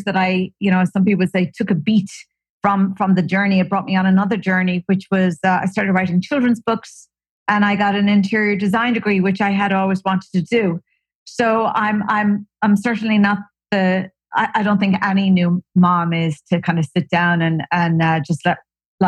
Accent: Ireland; moved away as an adult; also born or lived in Silicon Valley / New York; now in California, United States; I hail from Ireland.

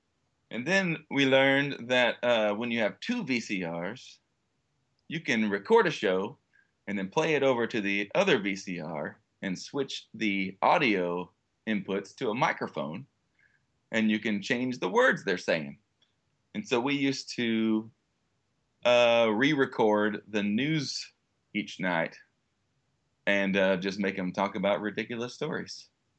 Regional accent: Texas, United States; Well, I am from Texas. That's our motto.

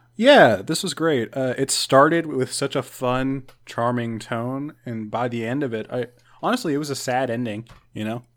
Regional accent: Jefferson City, Missouri, United States; in Jefferson City, my hometown, we have an abandoned uh, women's penitentiary museum

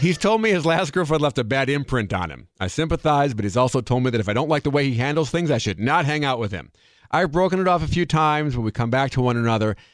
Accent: Wisconsin, United States; I'm from Wisconsin

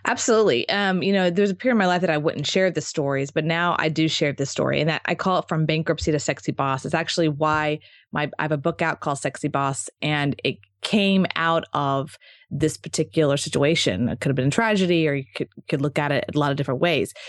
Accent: Texas, United States; also born or lived in Marco Island, Florida; now in Austin, United States; I'm from Texas, so it was kind of like coming back home

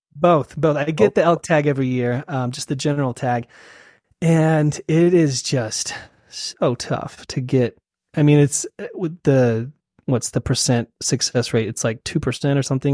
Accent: Salt Lake City, Utah, United States; also born or lived in Sacramento, California; I was born in Salt Lake, and then uh, we moved to California and uh, Sacramento when I was uh, two years old. Uh huh. So I lived in Sacramento for a while and um, moved back to Salt Lake um, when I was in middle school and high school

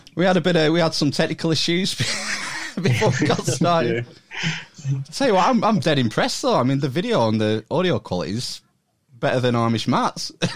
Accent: Lancashire, North West England, United Kingdom; I am a Lancastrian because I'm born and raised yeah. and live in Lancashire

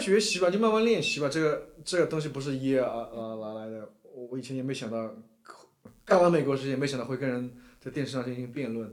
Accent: Shanghai, China; now in New York, United States; 像我这种从小在中国这个超级大国嗯。的超级大城市，上海出生长大的人，然后住在美国另外一个超级大国，纽约另外一个超级大城市

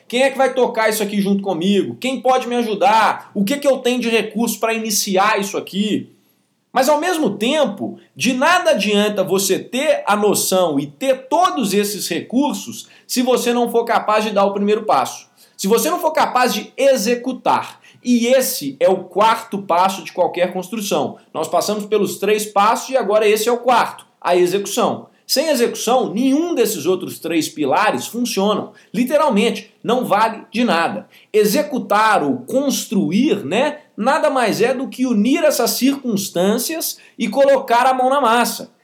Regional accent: Belo Horizonte, Minas Gerais, Brazil; nascido em 3 de 2 de 1997, em Belo Horizonte

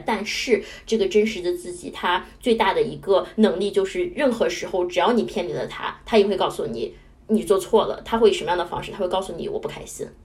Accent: Qingdao, Shandong, China; moved away; 我是海边长大的，我是青岛人

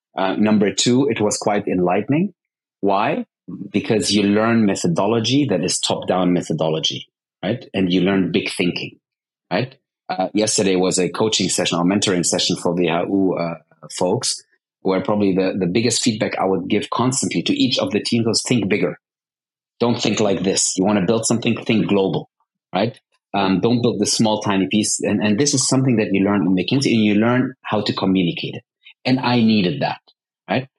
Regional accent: Bonn, North Rhine-Westphalia, Germany; moved away as an adult; also born or lived in Dubai; I was born in Bonn, Bonn, Germany, which used to be the capital

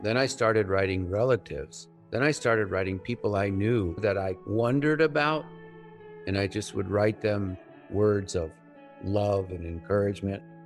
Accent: Northwest New Mexico, United States; I am Native American. I'm Navajo. I grew up on the reservation, was born in 1954

